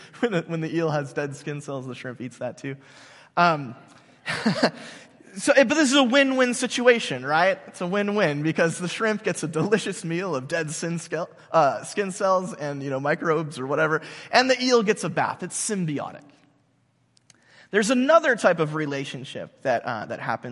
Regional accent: United States; I'm an American, because I'm part of this country

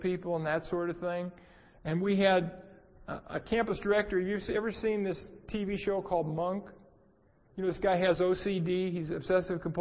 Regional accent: Southern California, United States; moved away as an adult; also born or lived in North Carolina; I'm from Southern California.

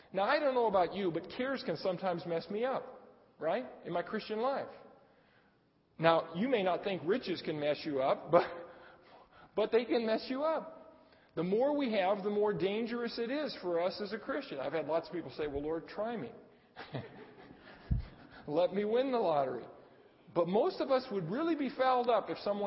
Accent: Arcadia, United States; I grew up in Arcadia

